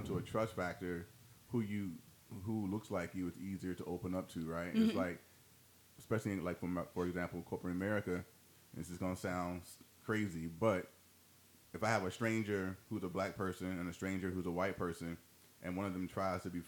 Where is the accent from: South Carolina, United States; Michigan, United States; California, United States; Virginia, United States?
Virginia, United States; now in Florida, United States; I'm from Virginia.